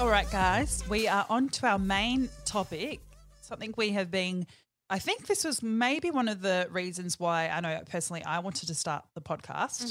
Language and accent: English; New Zealand; accent: Kiwi; my Kiwi accent